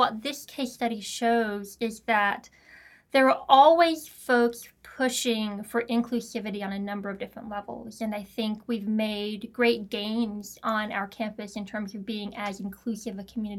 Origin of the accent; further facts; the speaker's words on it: the South, United States; I grew up in the South.